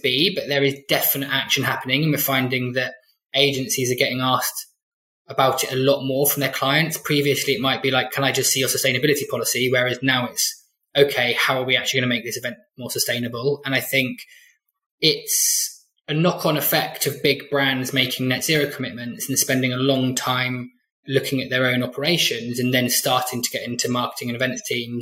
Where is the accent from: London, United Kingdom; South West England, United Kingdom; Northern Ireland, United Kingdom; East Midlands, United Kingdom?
South West England, United Kingdom; Glastonbury; I came from Glastonbury